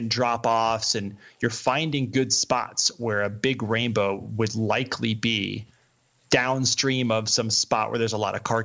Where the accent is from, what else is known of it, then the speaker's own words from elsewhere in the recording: the East, United States; now in Colorado, United States; growing up in the East